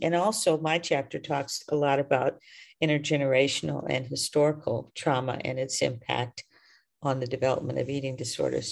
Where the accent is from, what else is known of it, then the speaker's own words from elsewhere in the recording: the South, United States; I was raised in the South